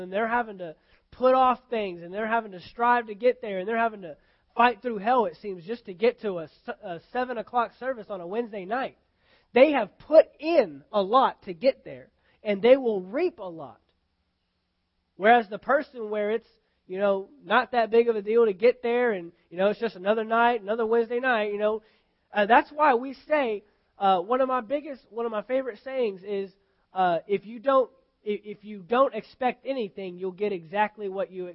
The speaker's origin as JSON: {"language": "English", "country": "United States", "tie": "born or raised there", "said": "I'm an American because I'm born in America"}